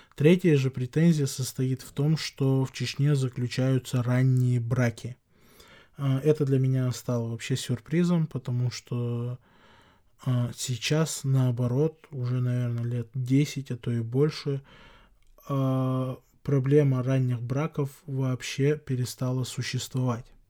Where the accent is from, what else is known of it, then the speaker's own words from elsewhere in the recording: Chechnya, Russia; как чеченец, как человек, который живет в чеченском обществе